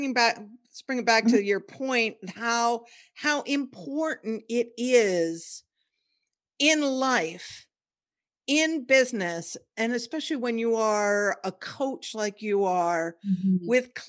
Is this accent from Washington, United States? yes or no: yes; Olympia, Washington, United States; I was born and raised in Olympia, Washington, where it's about as white bread as you can get.